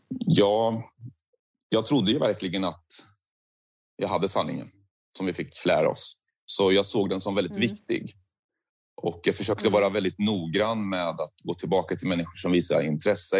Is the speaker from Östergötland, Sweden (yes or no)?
yes; Söderköping, Östergötland, Sweden; jag är uppväxt i Söderköping, men det ligger precis intill vid Göta kanal.